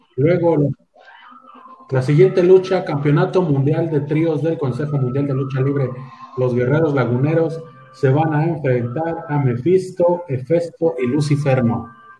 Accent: Celaya, Guanajuato, Mexico; Somos de Celaya

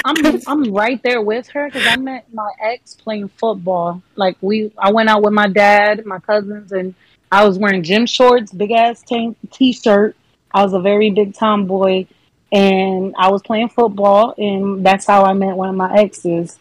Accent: Fort Lauderdale, Florida, United States; I'm actually from Fort Lauderdale down south

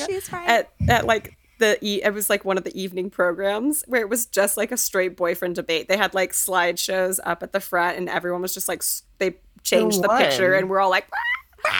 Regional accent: Texas, United States; as a Texan

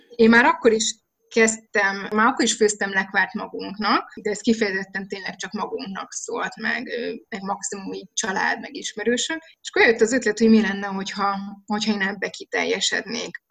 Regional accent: Budapest, Hungary; moved away as an adult; now in Nagymaros, Hungary; én Budapesten a belváró szívében nőttem föl, a parlamenttől egyébként pár soroknyira

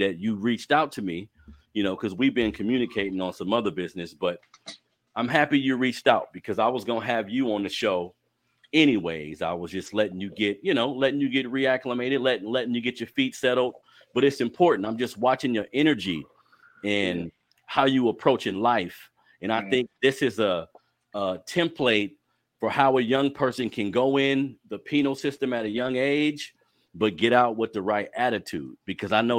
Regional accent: Sacramento, California, United States; You grew up here in Sac just like me

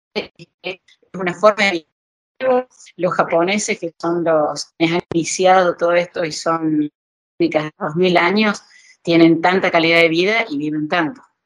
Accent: Argentina; moved away as an adult; yo hace eh, dos meses más que salí de Argentina eh, quedó la mitad de mi familia allá

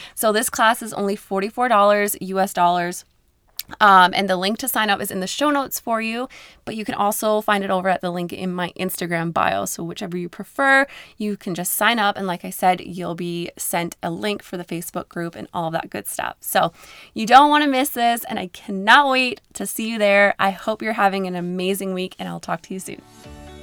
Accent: Newfoundland and Labrador, Canada; now in Alberta, Canada; I'm from Newfoundland, Canada, and I live in Alberta

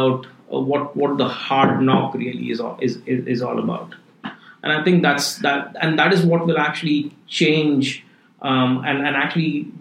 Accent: India; moved away as an adult; also born or lived in Switzerland / London; now in Singapore; I grew up in India, you know, did my undergrad in computer science, and then went to EPFL in Switzerland

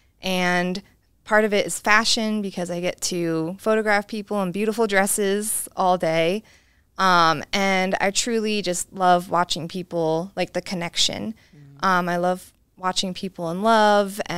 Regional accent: Pennsylvania, United States; moved away as an adult; also born or lived in Philadelphia / New York City; now in Sheridan, United States; I'm from Pennsylvania originally

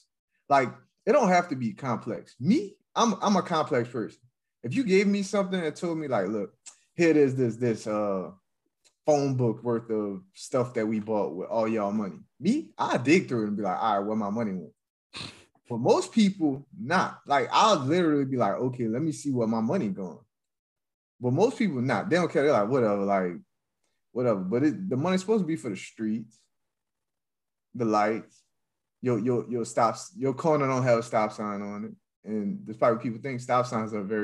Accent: Louisiana, United States; now in Texas, United States; I'm from Louisiana

